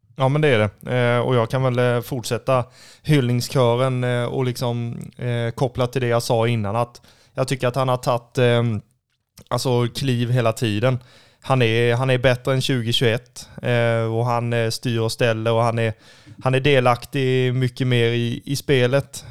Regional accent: Kalmar, Kalmar County, Sweden; om jag är uppvuxen och född i Kalmar

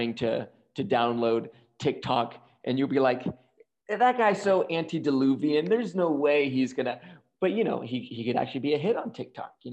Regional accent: the South, United States; I'm from the South

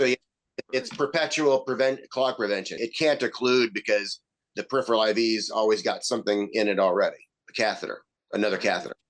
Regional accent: the South, United States; accent: southern; My southern boy accent

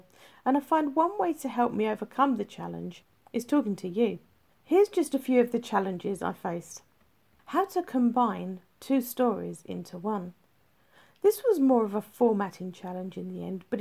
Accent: England, United Kingdom; I'm English, so I wrote it in UK English

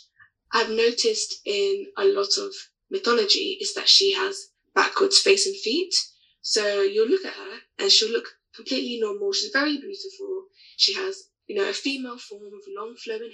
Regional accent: United Kingdom; I'm from the UK, but I'm originally Nigerian

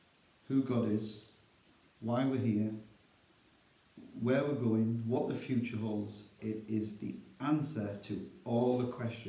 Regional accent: Darlington, North East England, United Kingdom; as Paul correctly said, born and bred in Darlington. Been a Christian almost 23 years.

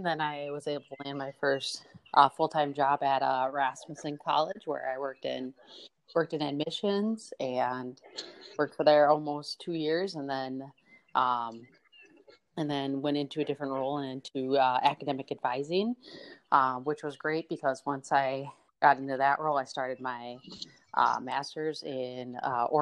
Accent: Minnesota, United States; also born or lived in River Falls, Wisconsin; I'm born and raised in Minnesota

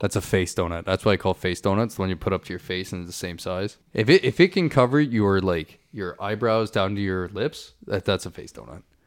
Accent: St. Catharines, Ontario, Canada; moved away; my hometown, in Saint Catharines

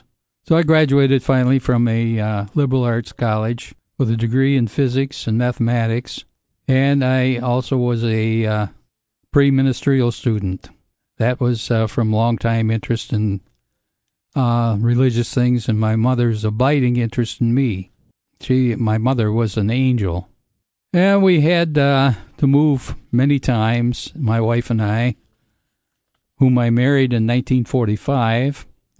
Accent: Highland Park, Michigan, United States; born there; Well, I was born in Highland Park, Michigan, a suburb of Detroit, during the heart of the Depression.

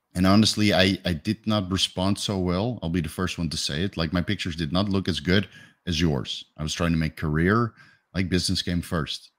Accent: Netherlands; moved away as an adult; now in Thailand; I'm from Holland

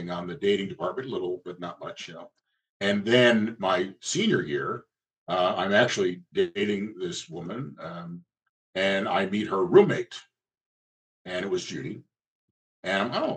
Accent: New Jersey, United States; moved away as an adult; also born or lived in Western Pennsylvania; where I grew up in New Jersey

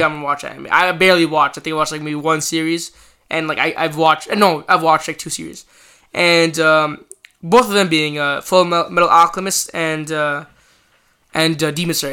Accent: Canada; as a Canadian

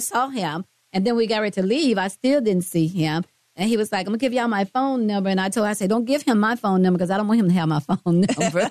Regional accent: Mississippi, United States; moved away; I'm from Mississippi. But I've been here a long, long time

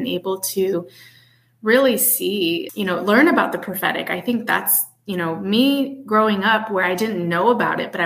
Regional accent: Midwest, United States; moved away as an adult; also born or lived in Chicago / Buffalo, New York; now in New Hampshire, United States; I live up in New England, New Hampshire, and you know, I come from the Midwest

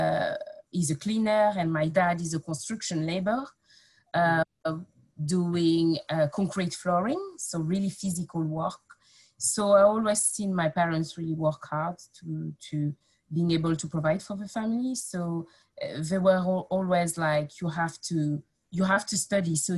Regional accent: Nogent-sur-Oise, Hauts-de-France, France; English is a second language; moved away as an adult; also born or lived in Paris / Amiens; now in United Kingdom; I grew up in Picardy

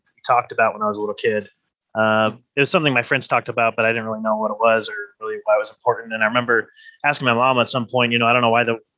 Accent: North Ogden, Utah, United States; also born or lived in Pleasant View, Utah; So I was born in Pleasant View, Utah. So Northern Utah, grew up in that area. My parents still live in North Ogden. That's where I grew up.

